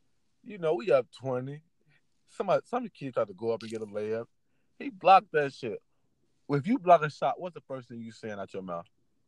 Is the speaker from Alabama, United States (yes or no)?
no; Chicago, Illinois, United States; I'm from Chicago, and I just come from a different place where we don't even care about him saying that shit.